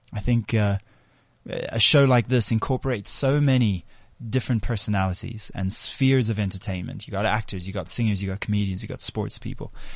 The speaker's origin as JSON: {"language": "English", "country": "South Africa", "said": "we're proudly South Africans"}